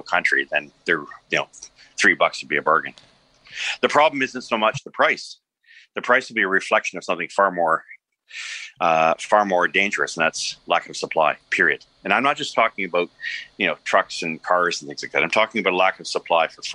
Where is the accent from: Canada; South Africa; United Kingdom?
Canada; also born or lived in Toronto; we're Canadian, we're decent about these things. But if you're living in my area here in Toronto